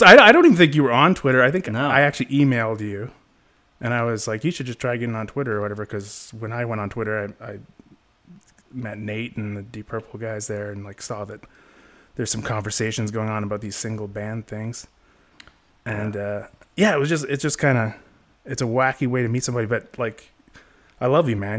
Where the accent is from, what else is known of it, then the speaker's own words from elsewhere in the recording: Canada; I'm from the North. I'm from Canada